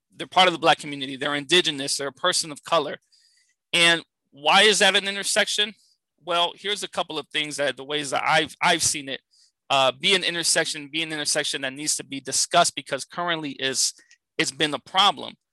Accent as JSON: {"language": "English", "town": "San Francisco", "region": "California", "country": "United States", "tie": "born or raised there", "said": "I grew up in San Francisco, California"}